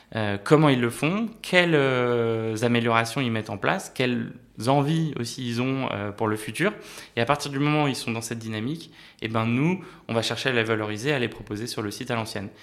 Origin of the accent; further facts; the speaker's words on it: France; also born or lived in Paris / Normandy; Moi j'ai grandi entre Paris et la Normandie